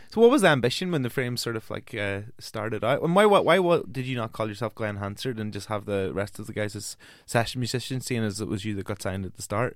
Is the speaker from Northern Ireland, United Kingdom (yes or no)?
yes; Omagh, Northern Ireland, United Kingdom; I'm from Omaha